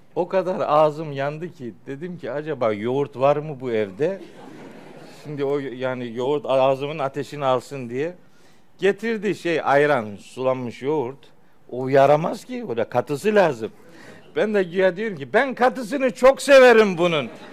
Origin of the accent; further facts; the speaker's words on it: Çaykara, Trabzon, Turkey; moved away; Of'luyuz. Elhamdülillah, Çaykaralıyız